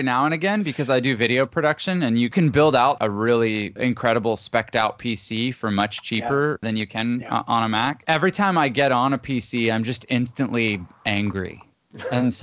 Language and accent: English; Canada; I'm Canadian originally, and I grew up in a Christian home